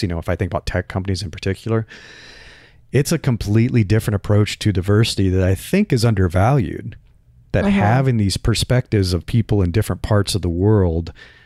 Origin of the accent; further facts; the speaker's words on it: Nebraska, United States; moved away; also born or lived in Bay Area, California; I grew up in Nebraska where the cost of living is super low